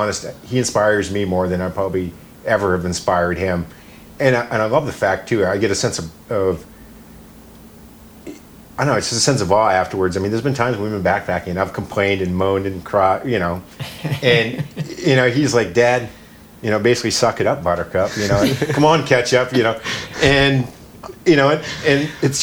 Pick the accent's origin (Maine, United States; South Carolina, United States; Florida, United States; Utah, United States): Maine, United States; I grew up in Maine, an hour south of Mount Katahdin